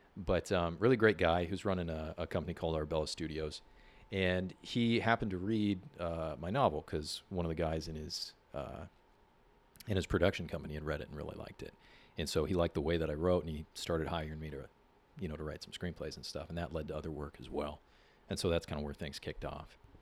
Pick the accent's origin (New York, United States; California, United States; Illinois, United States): California, United States; San Diego; I grew up here in San Diego. I'm actually a fifth generation San Diegan